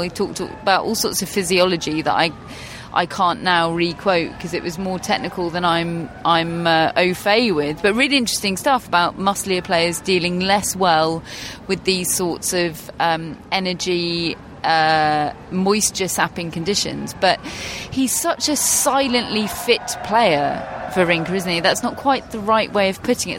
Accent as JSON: {"language": "English", "region": "England", "country": "United Kingdom", "said": "As English people"}